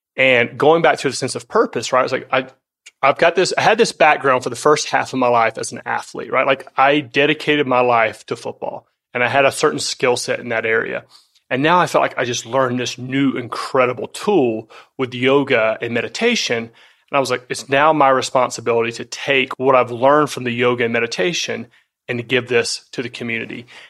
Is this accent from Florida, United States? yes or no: yes; North Florida, United States; moved away; also born or lived in California; I grew up in the South, and that was a critical part of my upbringing